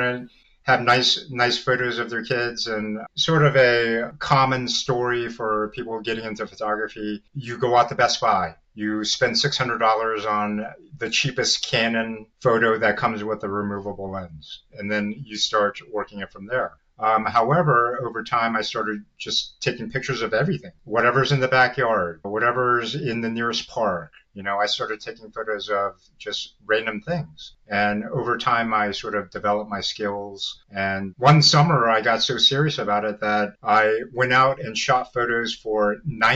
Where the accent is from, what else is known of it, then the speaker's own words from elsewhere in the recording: Virginia, United States; I was born and raised here in the Virginia area